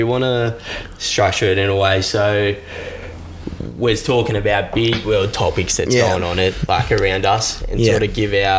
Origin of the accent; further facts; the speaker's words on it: Canberra, Australian Capital Territory, Australia; also born or lived in Melbourne; I was born in Melbourne, like I said, and I moved to Canberra at a pretty young age. So, I pretty much grew up in Canberra my whole life. Went to school at Darra, DTID baby.